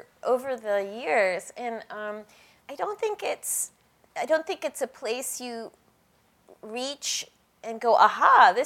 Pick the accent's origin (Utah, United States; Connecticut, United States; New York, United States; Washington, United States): New York, United States; New York City; I grew up in New York City, and I took my New Yorkerness for granted.